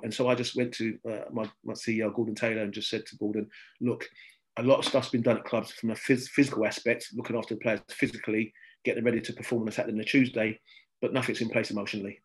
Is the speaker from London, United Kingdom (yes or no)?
yes; London, United Kingdom; I come from Southeast London, which is right behind the old Den